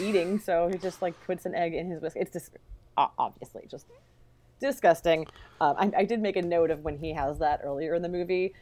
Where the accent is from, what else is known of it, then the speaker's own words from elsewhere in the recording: Sacramento, California, United States; growing up in Sacramento